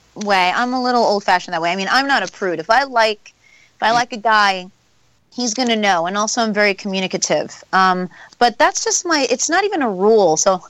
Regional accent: Queens, New York, United States; Bayside, Queens.

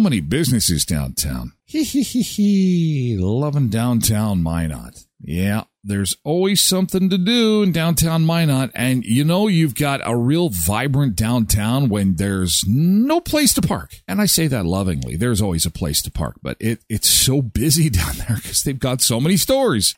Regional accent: Canada; I'm from Canada

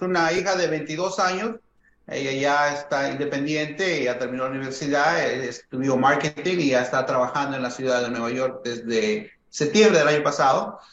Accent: Huancayo, Junín, Peru; moved away as an adult; ambos, mi esposa y yo, somos de Perú, eh, de una ciudad que se llama Huancayo, que es en el centro del Perú. Ambos hemos crecido ahí desde jóvenes

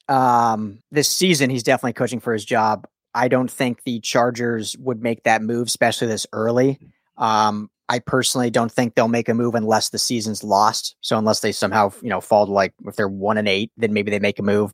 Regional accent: Denver, Colorado, United States; now in Los Angeles, United States; I, I live in LA. I, I own the LA Football Network. I cover LA, but I'm from Denver

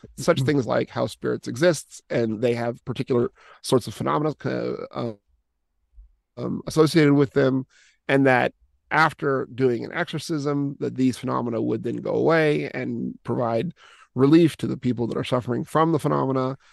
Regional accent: United States; moved away as an adult; now in Russia; I was originally born and raised in the United States, but have been, uh, overseas, uh, in this particular mission field for, for quite a long time

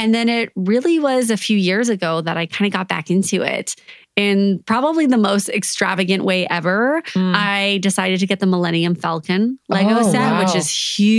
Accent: Canada; I'm Canadian

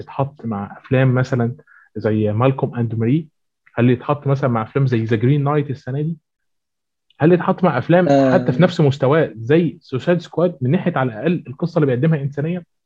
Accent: Egypt; هنا عندنا في مصر

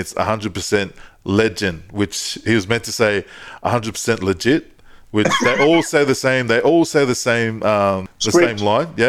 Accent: Australia; I grew up here in Australia

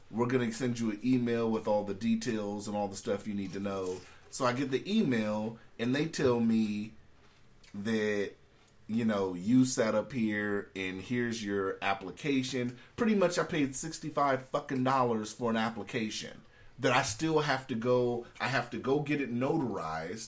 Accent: California, United States; now in Alaska, United States; I was born in California

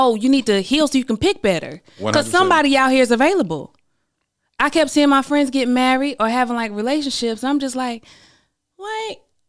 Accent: the South, United States; I'm from the South, you know. So we're kind of raised, like, be this thing so that you can be chosen.

